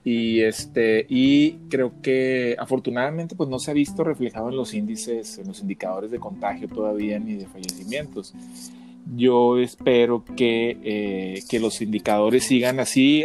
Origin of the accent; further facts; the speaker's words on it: Mexico; viajé siendo un mexicano, eh, relajado y regresé siendo un mexicano